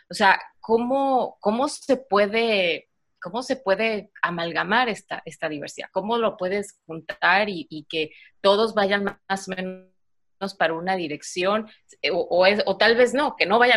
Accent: Mexico; now in United States; los mexicanos cuando salimos de México eh, y llegamos a otros lugares, especialmente acá en Estados Unidos

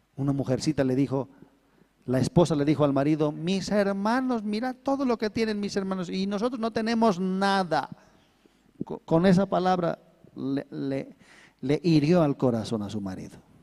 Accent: Bolivia; somos bolivianos, ¿no? los bolivianitos somos

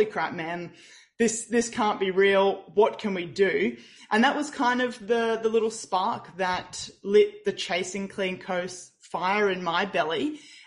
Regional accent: Brisbane, Queensland, Australia; I was born and bred in Brisbane, Australia

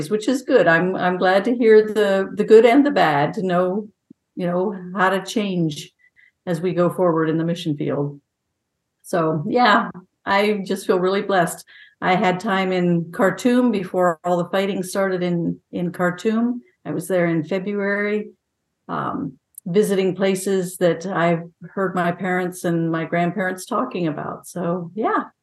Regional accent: Ethiopia; now in Ohio, United States; I was born in Ethiopia and grew up there, graduated from high school there, my parents were missionaries in what was then Sudan and is now South Sudan, and then in Ethiopia.

